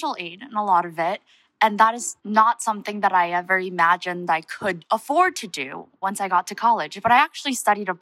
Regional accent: Honolulu, Hawaii, United States; moved away as an adult; also born or lived in Seoul, South Korea; now in New Haven, United States; I was born in Seoul, South Korea, but I immigrated with my family, my mother, my father, my two younger sisters, to Honolulu when I was 9. I spent about 10 years in Hawaii

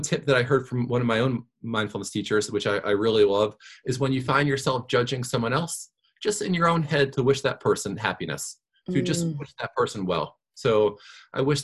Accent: New York, United States; also born or lived in Virginia; I grew up in New York

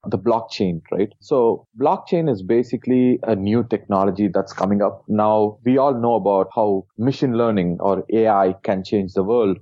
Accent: India; I was born in India

